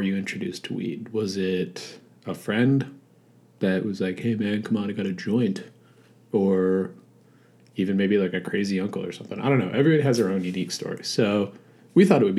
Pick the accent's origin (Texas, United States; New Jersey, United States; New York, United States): New York, United States; Long Island; I grew up in New York, actually on Long Island. So I was about 2 hours east of New York City